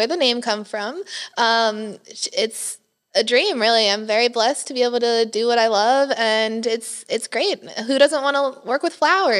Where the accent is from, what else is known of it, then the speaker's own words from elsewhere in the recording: New York, United States; also born or lived in Philadelphia area, Pennsylvania; now in Johnson City, United States; I was born and raised in New York. My father worked in the World Trade Center.